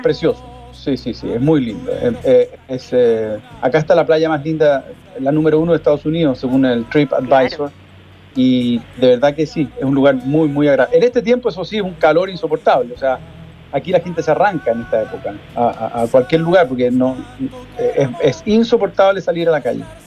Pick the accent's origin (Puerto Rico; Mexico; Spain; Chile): Chile; la realidad de mi país que me preocupa, que me, que, de la cual me siento, por supuesto, muy vinculado, porque es mi tierra